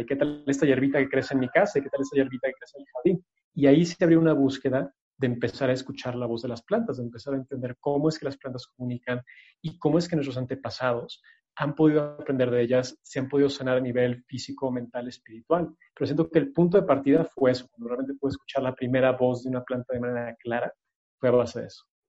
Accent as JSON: {"language": "Spanish", "region": "Mexico City", "country": "Mexico", "tie": "born or raised there", "said": "yo crecí en la Ciudad de México, pero vivía cerca del bosque"}